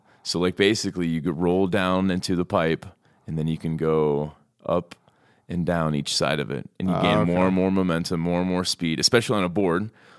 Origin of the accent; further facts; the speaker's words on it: Lebanon, Ohio, United States; Pretend I'm not from Lebanon, Ohio.